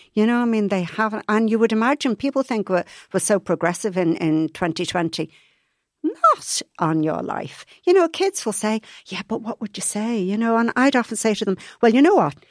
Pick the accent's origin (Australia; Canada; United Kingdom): United Kingdom; Liverpool, North West England; moved away; I was brought up in Liverpool